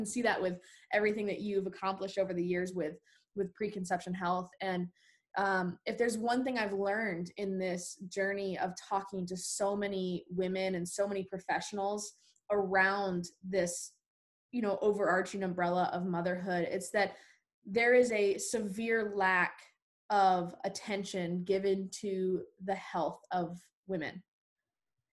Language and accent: English; Arizona, United States; now in Nashville, United States; I'm from Arizona myself.